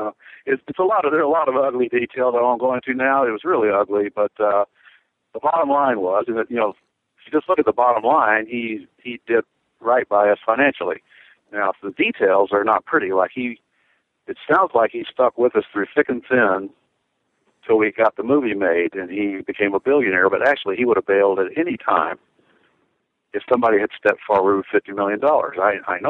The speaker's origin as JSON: {"language": "English", "region": "Southwest", "country": "United States", "accent": "Southwestern", "said": "my Southwestern accent"}